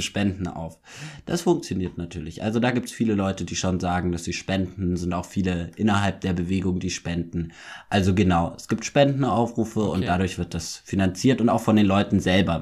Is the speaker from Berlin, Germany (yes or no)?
no; Munich, Bavaria, Germany; ich bin ja auch Münchner